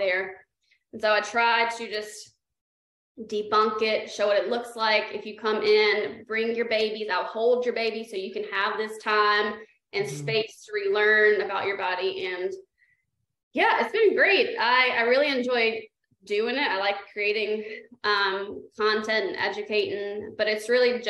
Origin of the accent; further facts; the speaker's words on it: South Carolina, United States; moved away; I'm from South Carolina